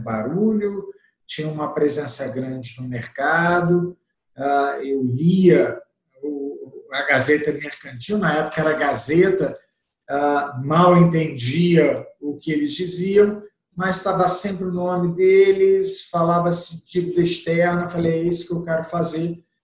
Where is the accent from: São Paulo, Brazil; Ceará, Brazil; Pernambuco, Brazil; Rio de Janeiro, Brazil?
Rio de Janeiro, Brazil; accent: carioca (implied); o sotaque não vai negar, eu comecei no Rio de Janeiro em 1990